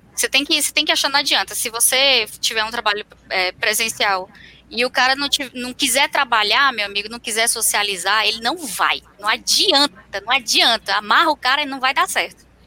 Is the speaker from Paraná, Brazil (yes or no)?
no; Fortaleza, Ceará, Brazil; now in Curitiba, Brazil; Eu sou de Fortaleza, mas eu me mudei para Curitiba.